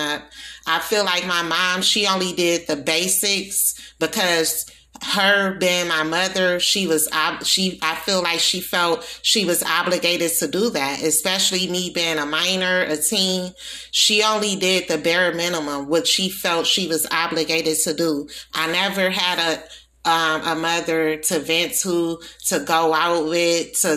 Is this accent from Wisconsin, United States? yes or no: yes; Milwaukee, Wisconsin, United States; also born or lived in New Orleans, Louisiana; I was born in New Orleans. I was raised in Milwaukee, Wisconsin